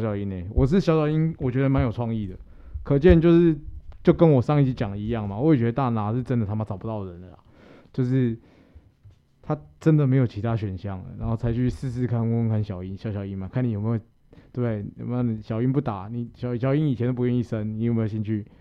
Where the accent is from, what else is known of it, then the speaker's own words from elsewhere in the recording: Taiwan; 我们台湾